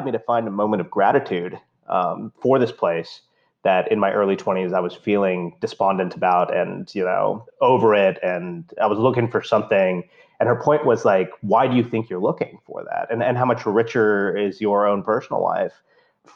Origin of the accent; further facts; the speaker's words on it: India; now in United States; growing up in India